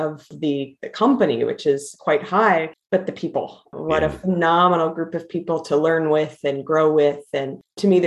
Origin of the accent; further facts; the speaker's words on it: Kansas, United States; I grew up in Kansas and grew up for a number of years on a farm in a rural part of Kansas outside of Wichita